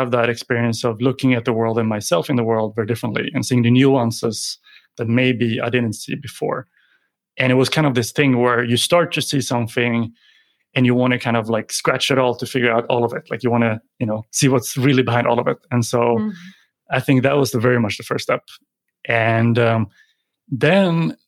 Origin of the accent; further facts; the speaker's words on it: Sweden; moved away as an adult; also born or lived in Sydney, Australia; born and raised in Sweden, but decided to jump on a plane and go to study in Australia